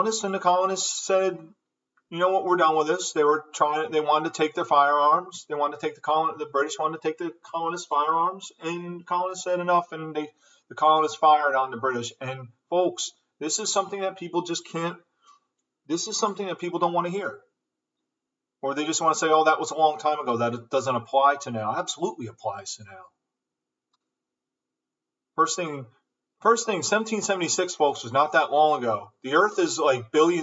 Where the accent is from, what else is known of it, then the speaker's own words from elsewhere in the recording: United States; we Americans, I'm from America once again, I know I said that, but I'm going to say it again, I'm from America